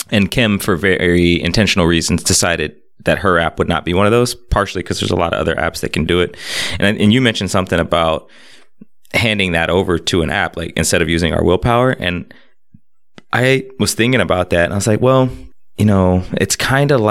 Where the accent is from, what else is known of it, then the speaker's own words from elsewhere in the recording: Montreal, Quebec, Canada; growing up in Montreal uh, as a first generation Jamaican